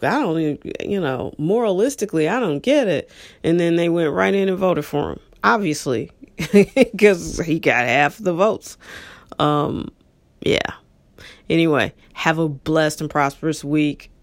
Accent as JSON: {"language": "English", "town": "St. Louis", "region": "Missouri", "country": "United States", "tie": "born or raised there", "said": "I was born and raised here, like everybody else."}